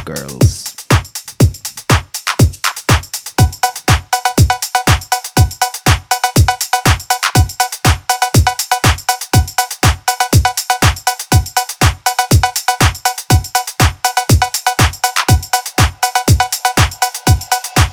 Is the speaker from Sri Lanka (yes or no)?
no; Newbridge, County Kildare, Ireland; I'm from Newbridge in Kildare